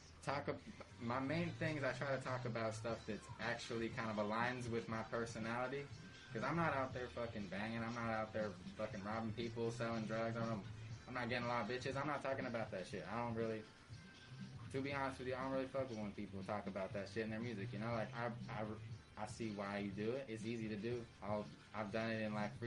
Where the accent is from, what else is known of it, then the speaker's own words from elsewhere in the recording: San Diego, California, United States; also born or lived in Australia / England; as long as I can remember, I've lived in San Diego